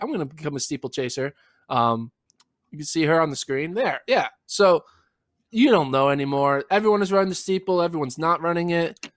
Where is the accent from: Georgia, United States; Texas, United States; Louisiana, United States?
Texas, United States; Austin; we're from Austin